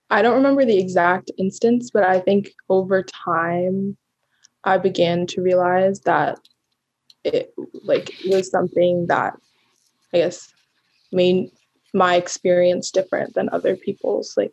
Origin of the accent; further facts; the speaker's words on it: United States; I think above all, identify as American, um, and then and then also as a Black woman, and then also as an Indian woman.